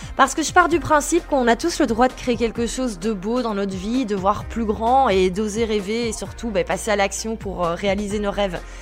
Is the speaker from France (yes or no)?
no; Belgium; also born or lived in Brussels; Je suis belge, j'habite à Bruxelles